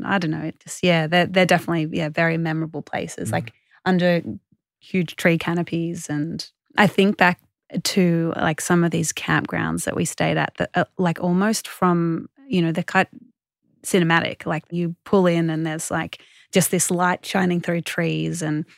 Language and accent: English; Australia; Australians are so connected to the water because we all live close to the coast.